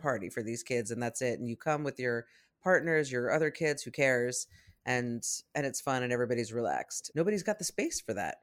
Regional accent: New York City, New York, United States; when I was a kid growing up in New York City

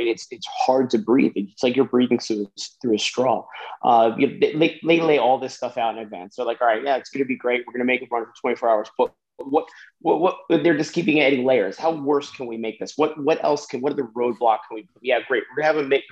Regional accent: New Jersey, United States; I'm from Jersey

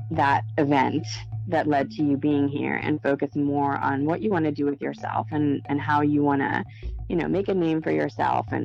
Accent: Chile; I was always telling everybody, like, I'm from Chile. And I thought that was a, a pretty cool thing.

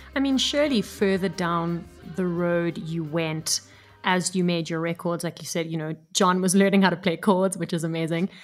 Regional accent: Cape Town, Western Cape, South Africa; growing up in Cape Town in South Africa

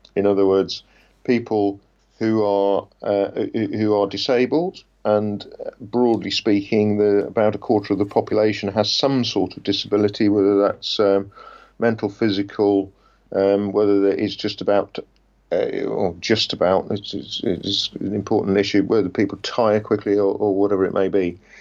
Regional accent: Leicester, East Midlands, United Kingdom; moved away; which was my hometown

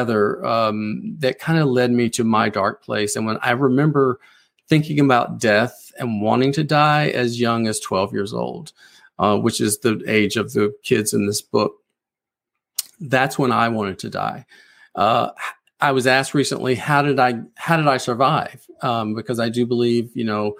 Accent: South Carolina Lowcountry, United States; moved away as an adult; now in Nashville, United States; I grew up in the South in a very strict religious Pentecostal environment

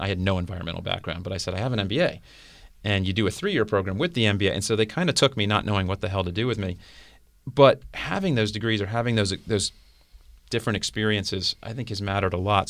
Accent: South Florida, United States; I grew up in South Florida.

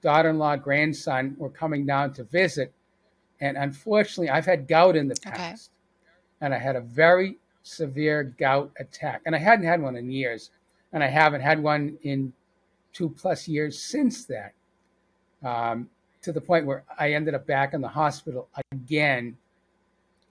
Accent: Boston, Massachusetts, United States; now in Atlanta, United States; I'm from Boston

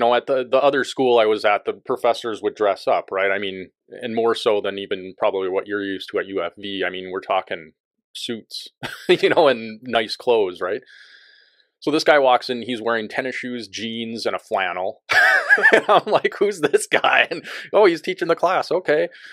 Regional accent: Bismarck, North Dakota, United States; moved away as an adult; also born or lived in Missoula, Montana; now in Abbotsford, Canada; I grew up in North Dakota, and I was born in Bismarck and raised there.

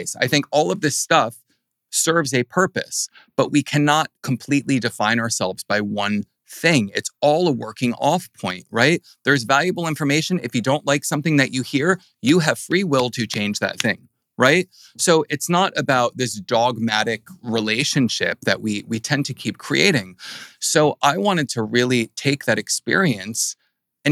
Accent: New Jersey, United States; I'm from New Jersey

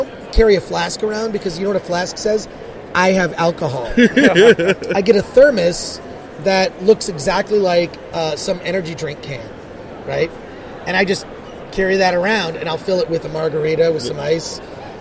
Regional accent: Michigan, United States; growing up in Michigan

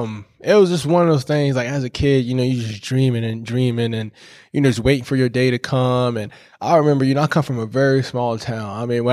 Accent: St. George, South Carolina, United States; I'm from St. George, South Carolina. A lot of people know it as kind of like Charleston, South Carolina. Came up to Clemson 2011 on a full academic scholarship and football.

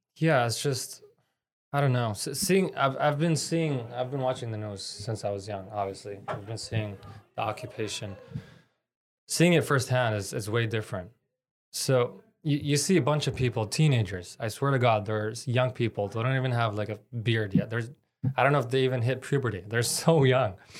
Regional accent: Canada; I'm Palestinian Canadian. My dad's Palestinian, mom is Canadian

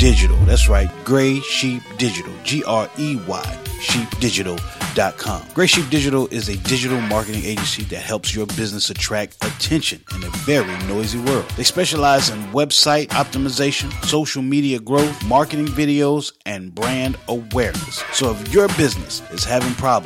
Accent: West Virginia, United States; now in Charlotte, United States; my home state

